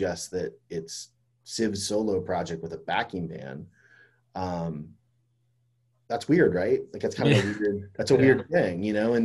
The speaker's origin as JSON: {"language": "English", "town": "Fort Myers", "region": "Florida", "country": "United States", "tie": "born or raised there", "said": "I grew up in Florida too"}